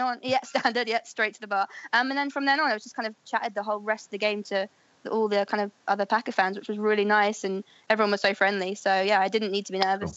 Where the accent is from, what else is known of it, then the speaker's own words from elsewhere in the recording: Buckinghamshire, South East England, United Kingdom; moved away as an adult; also born or lived in Wales / South London; now in London, United Kingdom; I grew up in Buckinghamshire, and I've recently moved into South London, like Clapham Balham area